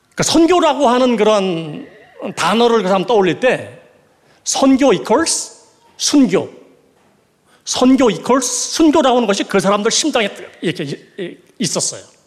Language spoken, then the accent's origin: Korean; Gangwon, South Korea; 저는 강원도 출신인데